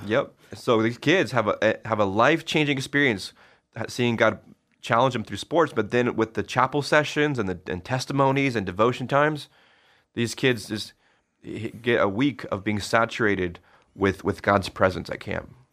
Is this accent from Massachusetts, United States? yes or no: no; Vale, Oregon, United States; also born or lived in Connecticut / Boise, Idaho; my home, my hometown, Vail High